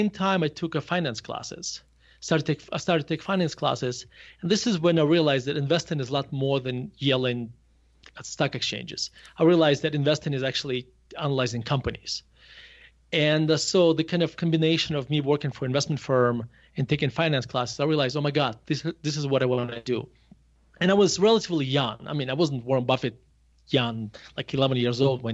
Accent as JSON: {"language": "English", "town": "Murmansk", "region": "Murmansk Oblast", "country": "Russia", "tie": "born or raised there", "second_language": "English", "moved": "as an adult", "lives_now": "Denver, United States", "said": "I grew up in a Murmansk, a city called Murmansk, which is above the Arctic Circle"}